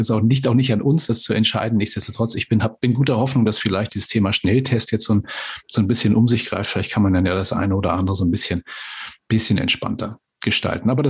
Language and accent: German; Timmendorfer Strand, Schleswig-Holstein, Germany; war auch ein Kind der Ostsee, kommt ja aus Flensburg, ich hier aus äh, Timmendorfer Strand, gar nicht so weit auseinander.